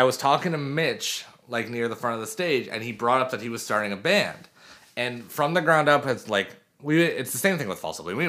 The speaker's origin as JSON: {"language": "English", "town": "Sutton", "region": "Ontario", "country": "Canada", "tie": "born or raised there", "said": "we grew up in Sutton"}